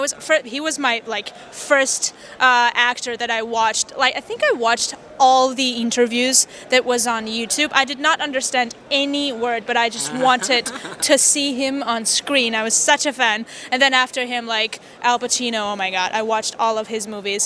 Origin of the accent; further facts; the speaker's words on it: Vanadzor, Lori, Armenia; English is a second language; also born or lived in Wisconsin, United States; I'm from Vanadzor. It's a small town.